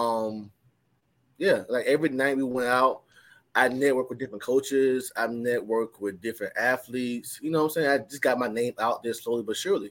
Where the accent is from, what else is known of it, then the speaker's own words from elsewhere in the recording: Sumter, South Carolina, United States; moved away as an adult; now in Atlanta, United States; from Sumter, South Carolina.